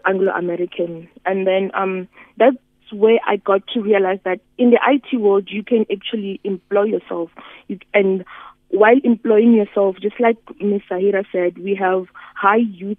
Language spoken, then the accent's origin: English; Musina, Limpopo, South Africa; I come from Musina, which is a really technology disadvantaged area. Here we don't have certain townships where we don't have electricity